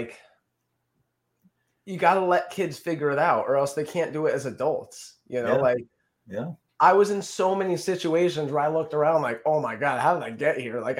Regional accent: Wallingford, Connecticut, United States; born or raised there

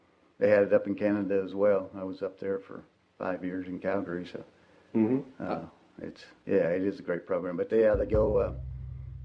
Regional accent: Crescent, Oklahoma, United States; also born or lived in Great Bend, Kansas; I grew up in Crescent, just north of here

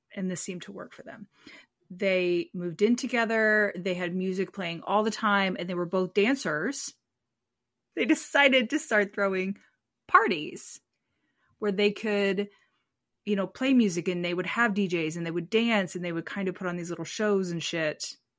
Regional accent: United States; As an American

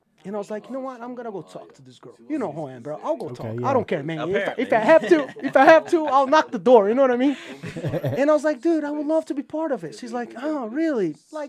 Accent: New York City, New York, United States; now in Utah, United States; Yeah, but dude, it's New York, man. I'm a New Yorker, man. I walk.

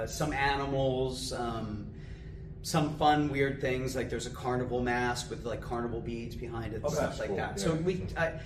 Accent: Lancaster, Pennsylvania, United States; So I grew up in Lancaster

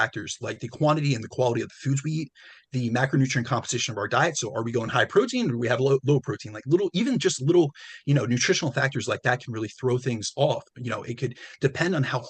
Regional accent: New Jersey, United States; I'm Italian. So, you know, I'm from Jersey too

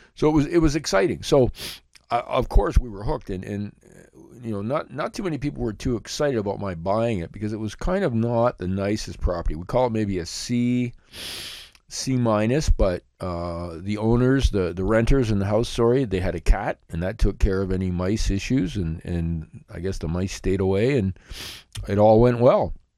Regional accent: Blenheim, Ontario, Canada; my hometown of Blenheim, Ontario

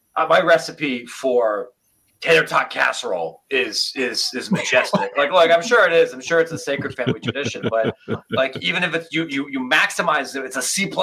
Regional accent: near Columbus, Ohio, United States; somebody who was born and raised in Ohio

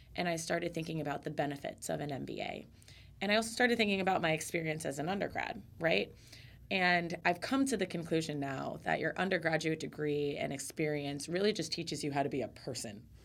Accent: Central Florida, United States; growing up in Central Florida

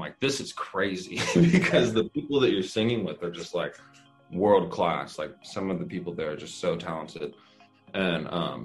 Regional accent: Victorville, California, United States; Yeah, I was born in Victorville, California. That's where I was born, and I grew up in the high desert. So this is my home state.

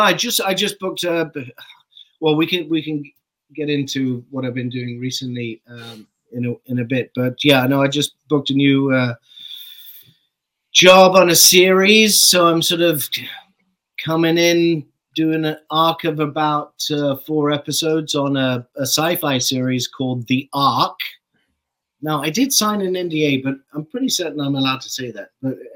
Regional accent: Saskatchewan, Canada; I grew up in Saskatchewan.

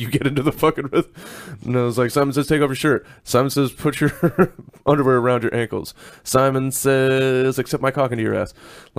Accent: the South, United States; I'm from the South. I'm just being polite there, Sugar Plum.

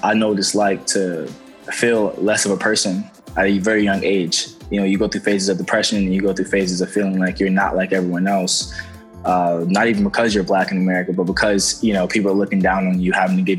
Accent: New York, United States; moved away; also born or lived in New Jersey; I grew up in New York, so it was like all my family, and it was just us

